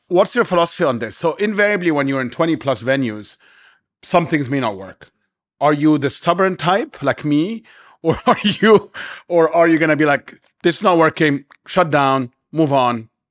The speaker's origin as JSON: {"language": "English", "country": "Egypt", "tie": "born or raised there", "moved": "as an adult", "lives_now": "Dubai, United Arab Emirates", "said": "growing up in Egypt"}